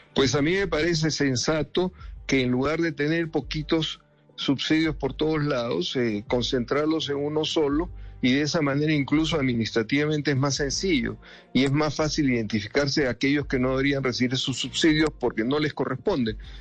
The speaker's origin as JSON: {"language": "Spanish", "region": "Lima", "country": "Peru", "tie": "born or raised there", "moved": "yes", "lives_now": "Bogotá, Colombia", "said": "yo soy limeño mazaborrero de pura cepa, como decimos a los que nacemos en Lima"}